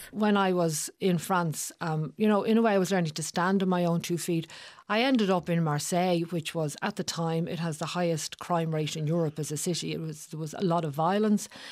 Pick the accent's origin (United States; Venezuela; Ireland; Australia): Ireland; Dublin, Leinster